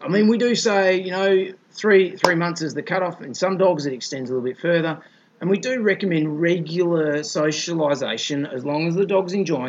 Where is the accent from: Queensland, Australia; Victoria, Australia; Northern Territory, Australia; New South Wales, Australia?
Victoria, Australia; Melbourne; I mean, we're Aussie vets. We're both from Melbourne.